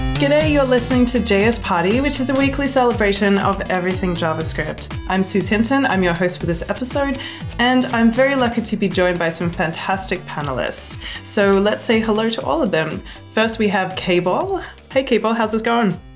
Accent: Australia; born or raised there; moved away

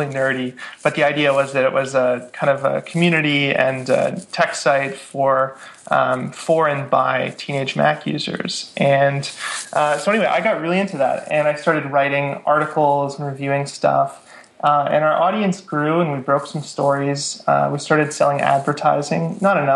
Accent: Vancouver, British Columbia, Canada; also born or lived in Victoria; I grew up in Vancouver

